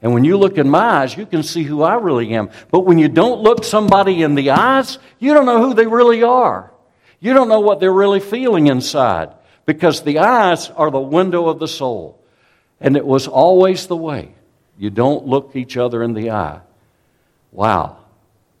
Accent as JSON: {"language": "English", "region": "South Carolina", "country": "United States", "tie": "born or raised there", "said": "a Southern man, born and raised in South Carolina"}